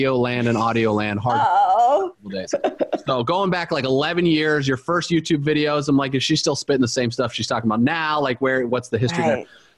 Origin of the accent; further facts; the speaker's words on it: Indiana, United States; growing up in Indiana